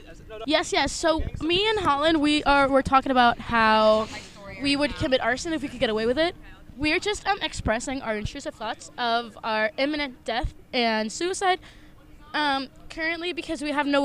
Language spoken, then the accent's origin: English; Puerto Rico; moved away; I'm from Puerto Rico